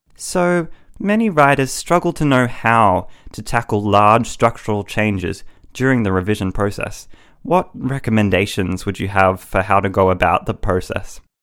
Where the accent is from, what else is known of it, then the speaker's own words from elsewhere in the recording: Australia; accent: Australian; I live in Australia, as you might be able to tell by my accent